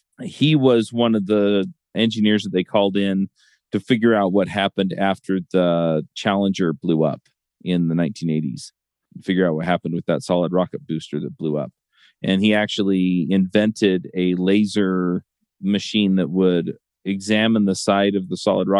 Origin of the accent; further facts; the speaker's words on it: Utah, United States; I grew up here. I grew up in Utah County. I live in Utah County now.